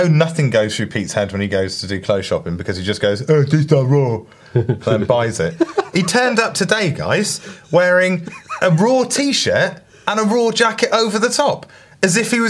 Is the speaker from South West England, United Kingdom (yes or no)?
yes; South West England, United Kingdom; I'll have the one with the American flag on, even though I'm from Cornwall.